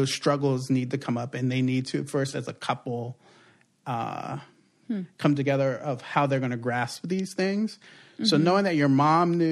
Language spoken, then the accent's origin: English; East Coast, United States; moved away; also born or lived in Puerto Rico; growing up on the East Coast